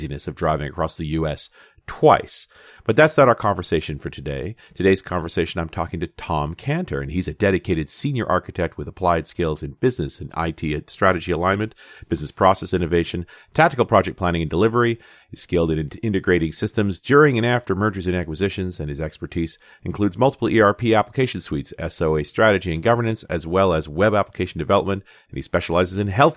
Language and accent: English; Canada; I am a Canadian